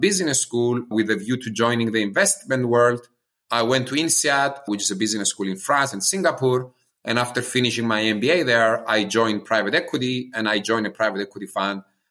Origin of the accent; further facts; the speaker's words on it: Cyprus; now in United States; I'm originally from Cyprus, an island close to Greece in the eastern corner of Europe.